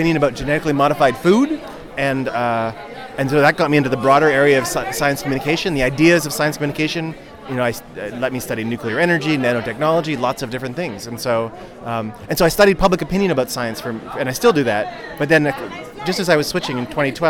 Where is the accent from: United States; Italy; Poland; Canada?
Canada; I'm a Canadian